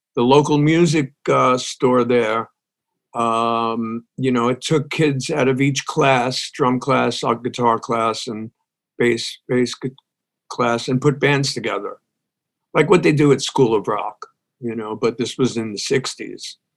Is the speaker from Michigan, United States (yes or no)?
no; New York City, New York, United States; moved away as an adult; also born or lived in Brooklyn, New York; now in Texas, United States; I moved out, my family moved out to Staten Island.